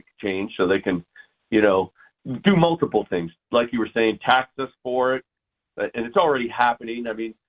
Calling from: Sandy, Utah, United States; I'm calling from Sandy, Utah.

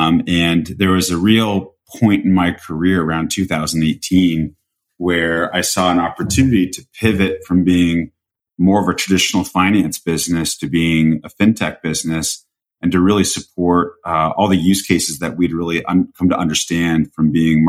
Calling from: Greenwich, Connecticut, United States; I'm right now sitting in Greenwich, Connecticut.

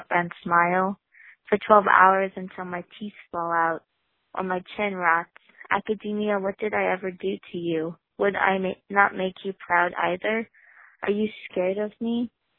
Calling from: Bellingham, Washington, United States; I'm calling from Bellingham, Washington

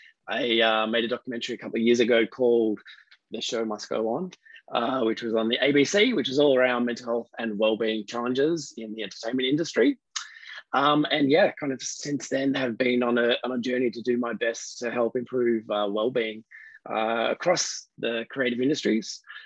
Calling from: Queensland, Australia; And I'm coming from Yugambeh, language people country, and shout out to all the Indigenous folks from that land who may be here

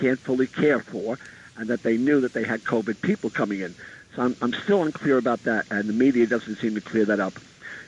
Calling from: Staten Island, New York, United States; from Staten Island, New York.

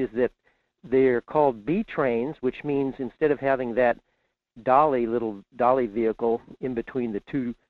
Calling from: Fairbanks, Alaska, United States; in Fairbanks.

